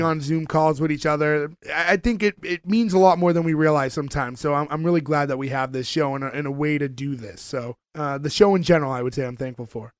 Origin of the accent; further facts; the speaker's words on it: Winthrop, Massachusetts, United States; we are from Winthrop, Massachusetts.